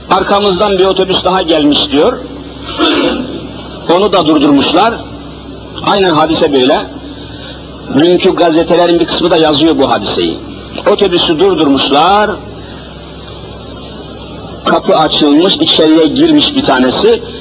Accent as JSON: {"language": "Turkish", "region": "Elazığ Province", "country": "Turkey", "tie": "born or raised there", "moved": "yes", "lives_now": "Istanbul, Turkey", "said": "memleketime gideyim diye düşündüm. El Azize."}